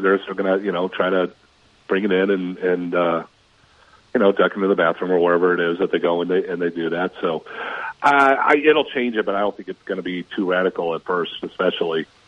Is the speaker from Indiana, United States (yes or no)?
no; Minnesota, United States; moved away; I grew up in Minnesota